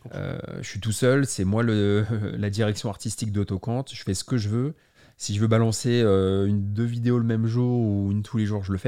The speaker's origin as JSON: {"language": "French", "town": "Paris", "region": "Île-de-France", "country": "France", "tie": "born or raised there", "said": "je suis né à Paris en 86"}